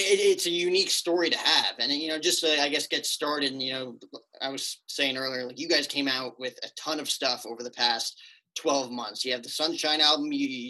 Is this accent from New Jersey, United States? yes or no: yes; northern New Jersey, United States; moved away as an adult; now in Phoenix area, United States; I am from northern New Jersey. So I came all the way out here to get away from the winters